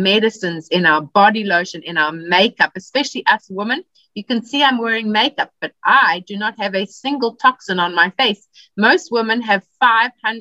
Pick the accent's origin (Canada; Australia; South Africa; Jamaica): South Africa; moved away as an adult; now in California, United States; I'm originally from South Africa, but I now live in California